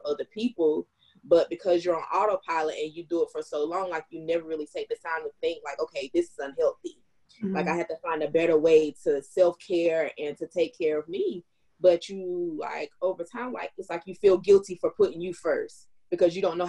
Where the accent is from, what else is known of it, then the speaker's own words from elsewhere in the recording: North Carolina, United States; growing up in the South, and then like in North Carolina